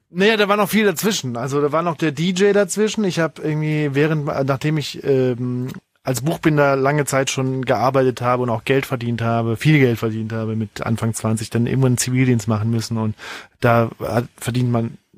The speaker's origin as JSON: {"language": "German", "town": "Saarbrücken", "region": "Saarland", "country": "Germany", "said": "so ein Rockclub in Saarbrücken, wo ich herkomme"}